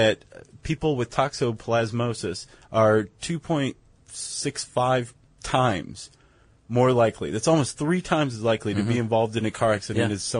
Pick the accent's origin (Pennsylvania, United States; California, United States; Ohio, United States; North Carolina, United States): Ohio, United States; Toledo; some guys from Toledo, my hometown.